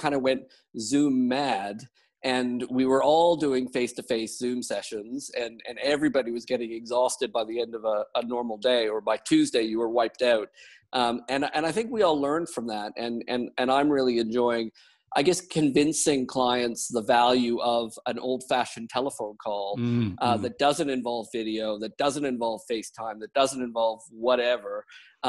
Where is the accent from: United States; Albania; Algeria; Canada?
Canada; also born or lived in United Kingdom / New Zealand; now in Wellington, New Zealand; I'm Canadian by origin, and I moved to the UK